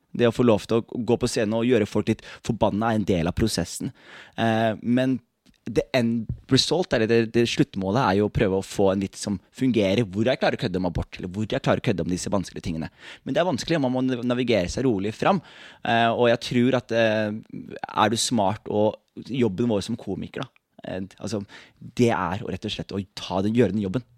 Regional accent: Skien, Telemark, Norway; er jeg ikke herfra. Jeg er fra Skien

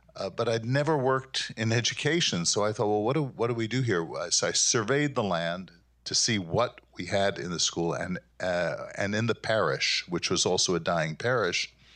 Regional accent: New York City, New York, United States; moved away as an adult; now in Grand Rapids, United States; I'm from Brooklyn, New York

